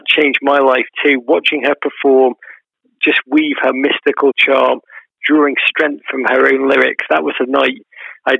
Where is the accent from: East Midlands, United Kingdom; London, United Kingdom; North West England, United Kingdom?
North West England, United Kingdom; Liverpool; I grew up in Liverpool in the 1980s